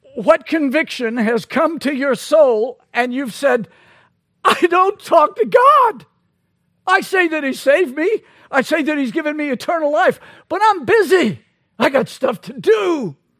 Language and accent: English; Louisiana, United States; I'm from Louisiana.